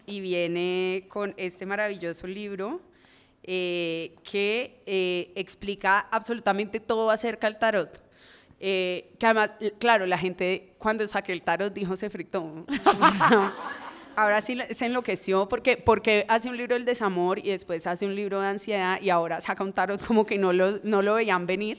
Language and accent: Spanish; Cali, Valle del Cauca, Colombia; como persona caleña que soy